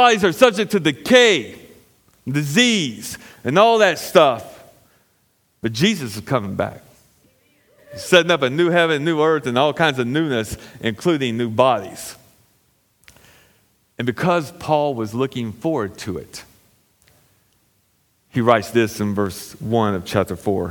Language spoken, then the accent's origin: English; United States; I'm an American citizen